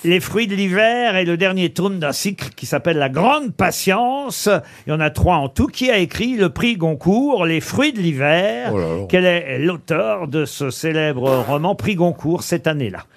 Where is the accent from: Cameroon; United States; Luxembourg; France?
France; Normandy; chez nous en Normandie